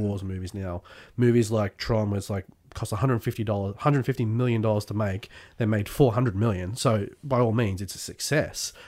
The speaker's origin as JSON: {"language": "English", "country": "Australia", "tie": "born or raised there", "also_born_or_lived": "England", "said": "my high school years were down here in Australia."}